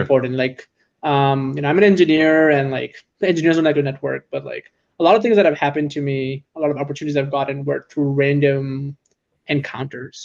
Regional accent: San Francisco, California, United States; I'm in tech and I'm from San Francisco

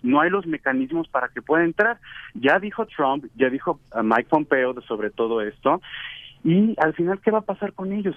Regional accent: Guadalajara, Jalisco, Mexico; also born or lived in Russia; Yo soy de Guadalajara y estoy en Guadalajara, estudié cinco años en ah, Rusia

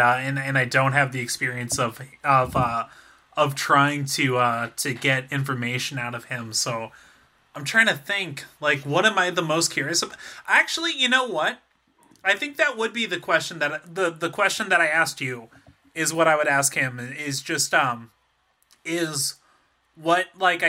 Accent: San Diego, California, United States; I grew up in San Diego

